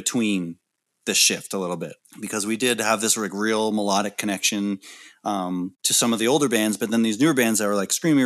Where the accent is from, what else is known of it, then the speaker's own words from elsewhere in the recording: Canada; being a Canadian band